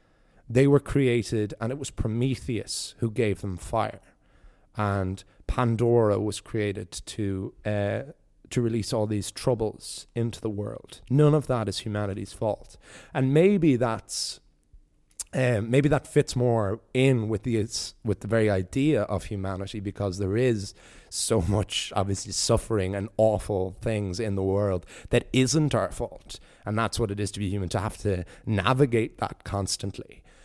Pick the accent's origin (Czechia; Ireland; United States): Ireland; East Coast; Is it just because I'm from the East Coast that this is not a tale I had heard before of where Galway gets its name from?